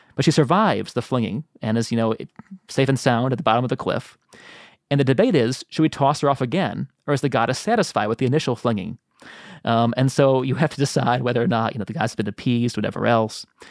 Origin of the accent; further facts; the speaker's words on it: Chicago, Illinois, United States; I'm from Chicago